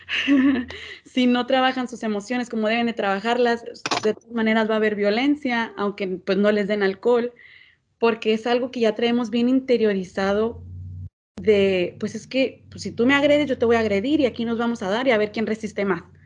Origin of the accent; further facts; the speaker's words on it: Mexico; somos mexicanos y que nos gusta la pachanga